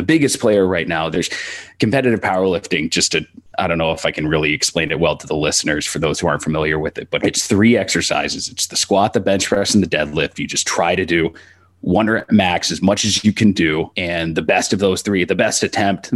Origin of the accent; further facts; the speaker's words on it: Texas, United States; growing up in Texas and going to a big high school